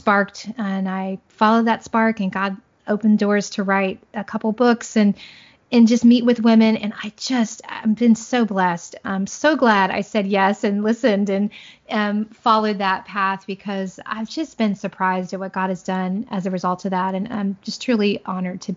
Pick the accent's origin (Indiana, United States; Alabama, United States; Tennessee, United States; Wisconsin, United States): Indiana, United States; Southern; moved away as an adult; also born or lived in Central Florida; now in Florida, United States; I'm a Hoosier girl. I grew up in Southern Indiana, small town girl, but we currently live in Central Florida